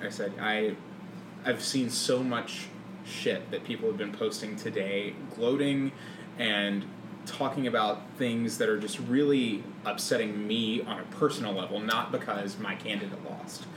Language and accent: English; Mississippi, United States; moved away; I grew up in Mississippi in a very conservative Christian family